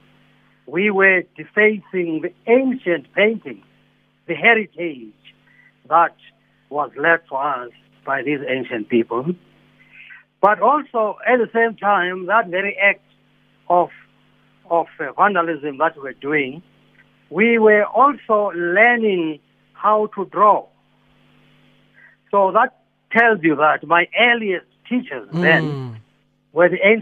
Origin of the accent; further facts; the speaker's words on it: Johannesburg, Gauteng, South Africa; But I grew up in Soweto, at first in Dobsonville. No, sorry, first in Orlando East, and then later in Dobsonville.